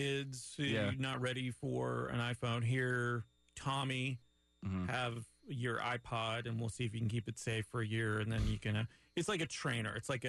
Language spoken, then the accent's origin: English; Montreal, Quebec, Canada; now in Winter Park, United States; I'm from Montreal